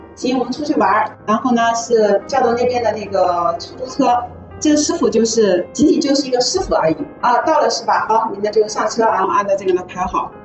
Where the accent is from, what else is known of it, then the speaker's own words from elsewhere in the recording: southern China, China; also born or lived in Shanghai; 我们都是南方人